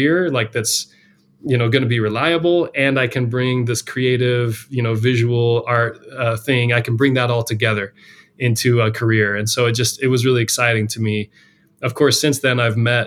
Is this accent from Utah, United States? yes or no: yes; Salt Lake City, Utah, United States; moved away as an adult; also born or lived in New York / San Francisco area; growing up in Salt Lake City